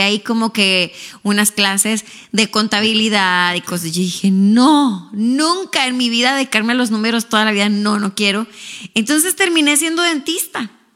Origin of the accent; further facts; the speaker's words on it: Ciudad Juárez, Chihuahua, Mexico; accent: Mexican; moved away as an adult; now in Houston, United States; yo soy mexicana, para empezar por ahí. Quizá pues ya cuando me escuchan hablar se me nota el acento de México